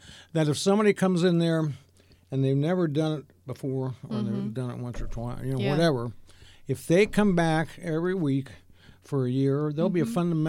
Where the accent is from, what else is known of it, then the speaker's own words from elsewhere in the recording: Mount Sterling, Ohio, United States; also born or lived in Columbus, Ohio; I grew up in Mount Sterling, Ohio.